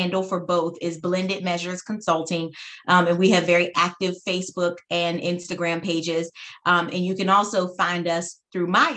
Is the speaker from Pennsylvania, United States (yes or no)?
yes; Pittsburgh, Pennsylvania, United States; moved away as an adult; now in Atlanta, United States; I'm from Pittsburgh. I'm a Northern girl, got my undergraduate degree at Duquesne University there